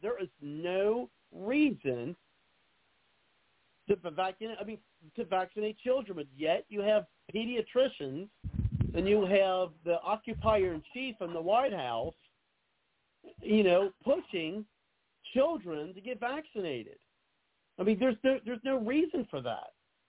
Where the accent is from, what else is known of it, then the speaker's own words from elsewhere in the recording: North Carolina, United States; also born or lived in Las Vegas; I made the decision to get my vax before I left Las Vegas to move back to my home state of North Carolina